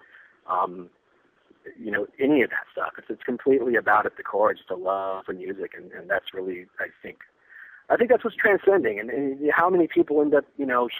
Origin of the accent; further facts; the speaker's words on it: Northern California, United States; my hometown, where I grew up in Northern California